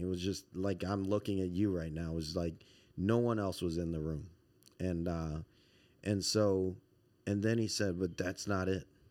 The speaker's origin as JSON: {"language": "English", "area": "Montgomery County", "region": "Maryland", "country": "United States", "tie": "born or raised there", "also_born_or_lived": "Baton Rouge, Louisiana / Washington, D.C.", "said": "most of my formative years were here in Montgomery County."}